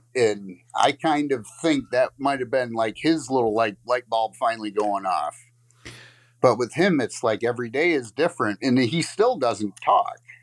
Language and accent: English; Lakeview, Michigan, United States; I'm from Lakeview, Michigan